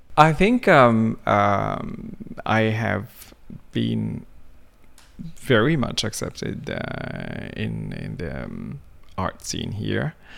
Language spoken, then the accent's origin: English; Mecca, Makkah Province, Saudi Arabia; English is a second language; also born or lived in Sudan; now in Norway; I grew up in Mecca